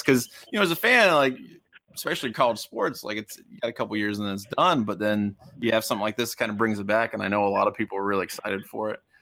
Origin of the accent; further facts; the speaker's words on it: Cincinnati, Ohio, United States; growing up in the Cincinnati